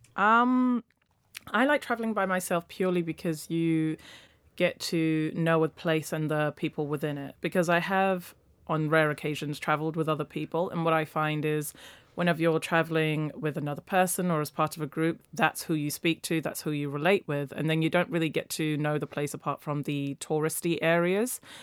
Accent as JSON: {"language": "English", "country": "Nigeria", "tie": "born or raised there", "moved": "yes", "lives_now": "London, United Kingdom", "said": "I'm a London based travel blogger. I was born in Nigeria"}